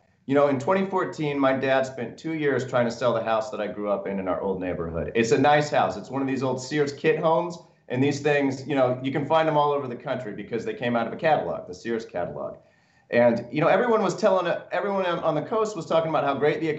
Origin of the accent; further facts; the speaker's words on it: Jefferson City, Missouri, United States; I grew up in Jeff City, Missouri